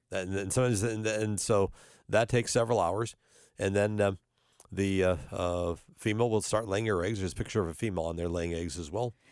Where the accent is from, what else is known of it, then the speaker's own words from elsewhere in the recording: North Dakota, United States; now in Cincinnati, United States; I'm originally from North Dakota